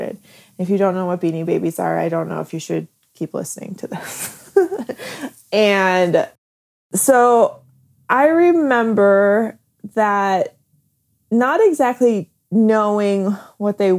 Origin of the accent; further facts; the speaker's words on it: Midwest, United States; I grew up in the Midwest